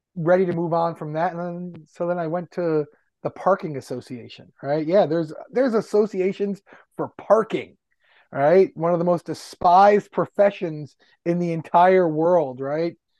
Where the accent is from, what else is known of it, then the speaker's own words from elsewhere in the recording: Westchester County, New York, United States; moved away as an adult; also born or lived in Yonkers, New York / Washington, D.C.; I grew up in Westchester County